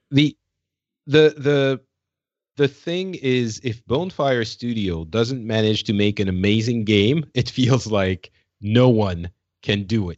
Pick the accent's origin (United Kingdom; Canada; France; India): France; now in Paris, France; I'm from France